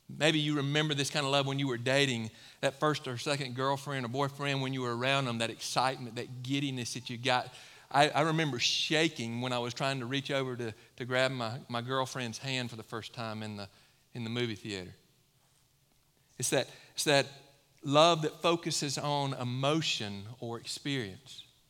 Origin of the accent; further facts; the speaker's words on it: Mississippi, United States; now in Low Country, South Carolina, United States; I come from Mississippi.